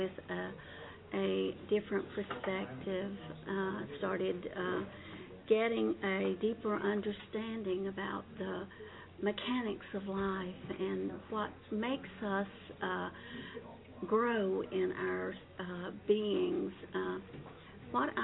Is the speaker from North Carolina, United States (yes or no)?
yes; North Carolina, United States; also born or lived in Hickory, North Carolina; I'm from North Carolina